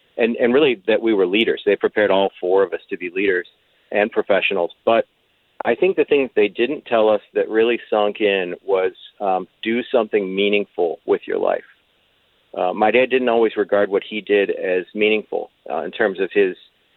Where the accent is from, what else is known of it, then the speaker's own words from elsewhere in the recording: United States; Grew up in North County